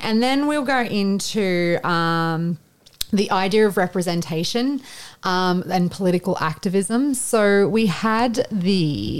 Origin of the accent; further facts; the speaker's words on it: Kempsey, New South Wales, Australia; Shout out to my hometown.